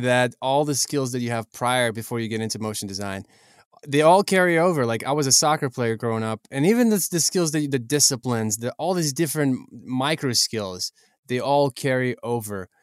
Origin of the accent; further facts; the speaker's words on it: Ukraine; I'm from Ukraine